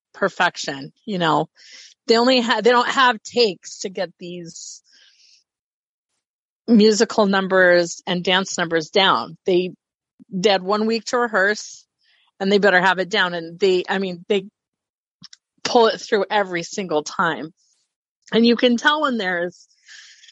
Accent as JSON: {"language": "English", "town": "Idaho Falls", "region": "Idaho", "country": "United States", "tie": "born or raised there", "also_born_or_lived": "Yukon, Idaho / Pocatello, Idaho", "said": "I moved when I was five from Yukon, Idaho to Idaho Falls, which was called Moving In Town."}